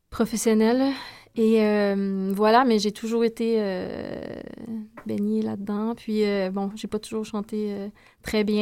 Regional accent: Saint-Joseph-de-Madawaska, New Brunswick, Canada; now in Montreal, Canada; je viens du Nouveau-Brunswick, de Edmundston en fait, une petite, euh, un petit village près d'Edmondson qui s'appelle Saint-Joseph de Madawaska.

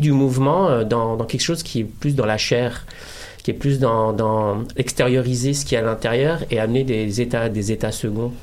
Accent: Morocco; Je suis marocain

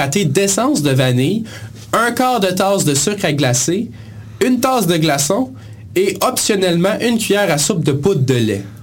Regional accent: Granby, Quebec, Canada; on vient de Granby

